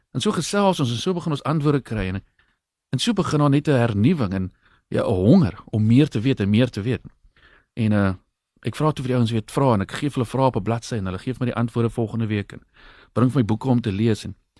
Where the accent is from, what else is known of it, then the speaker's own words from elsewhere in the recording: Brakkeveld, South Africa; moved away; Ek het in Brakkeveld groot geword oorspronklik en ek's nou maar weer terug daarso